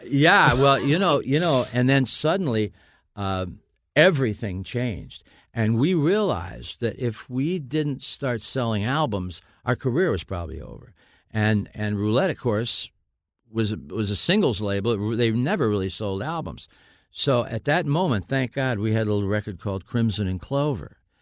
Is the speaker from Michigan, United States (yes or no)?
yes; Niles, Michigan, United States; also born or lived in Dayton, Ohio; I was born in Dayton, Ohio. I was raised in Niles, Michigan